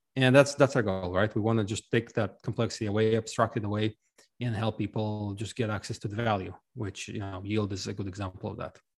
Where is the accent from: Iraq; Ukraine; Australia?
Ukraine; now in United States; I'm actually originally from Ukraine, uh, but I left a long time ago